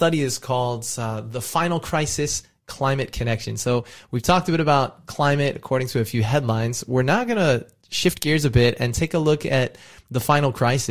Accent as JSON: {"language": "English", "region": "California", "country": "United States", "tie": "born or raised there", "moved": "as an adult", "lives_now": "Australia", "said": "my home state of California"}